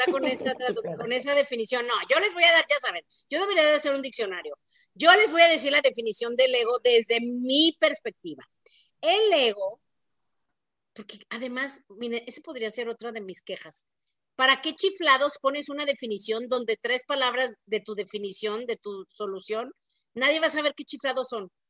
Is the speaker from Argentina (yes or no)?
no; Mexico; Pues yo soy mujer, soy mexicana, soy hija de tal y cual, me tal cosa, eh, soy católica, soy así, ¿no?